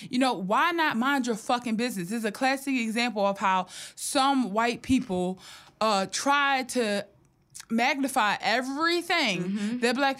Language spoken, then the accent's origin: English; Philadelphia, Pennsylvania, United States; I'm from right there. I have family on Diamond Street